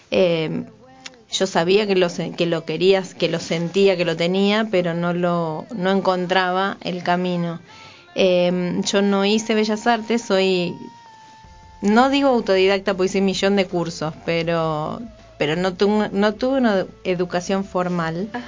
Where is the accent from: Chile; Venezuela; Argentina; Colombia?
Argentina; Campana, Buenos Aires Province; now in Neuquén, Argentina; Yo soy de Campana, tenemos, no conocía tu historia eh, muy antigua, pero tenemos varias cosas en común. Soy de Campana, o sea, tampoco soy nacida